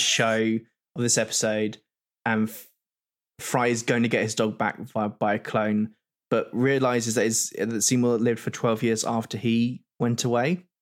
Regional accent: United Kingdom; We're both British

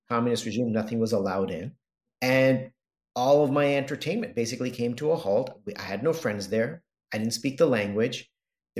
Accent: Los Angeles, California, United States; I grew up in Southern California in LA.

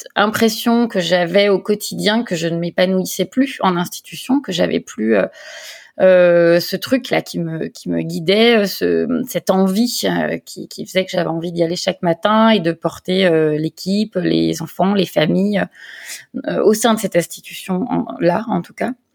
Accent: Lyon, Auvergne-Rhône-Alpes, France; moved away as an adult; now in Provence, France; je suis lyonnaise d'origine

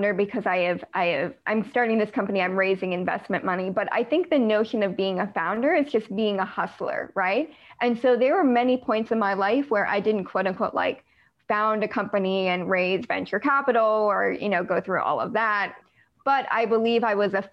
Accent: United States; I'm American

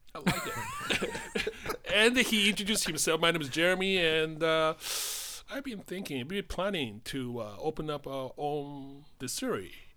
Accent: Tokyo, Japan; accent: Japanese; English is a second language; moved away as an adult; now in United States; I grew up in Tokyo and I came to the United States more than thirty years ago

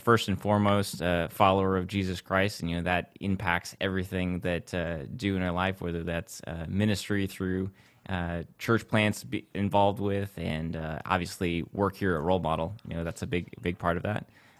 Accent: south of Lansing, Central Michigan, United States; Central Michigan, south of Lansing is where I grew up.

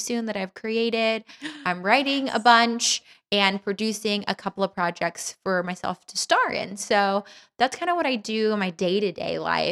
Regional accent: Los Angeles, California, United States; I am born and raised in Los Angeles, but actually I was raised in like the Valley.

